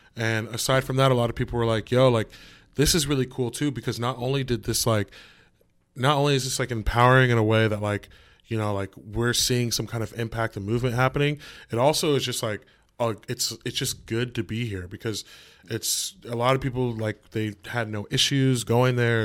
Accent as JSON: {"language": "English", "region": "California", "country": "United States", "moved": "yes", "lives_now": "New York City, United States", "said": "I'm from California"}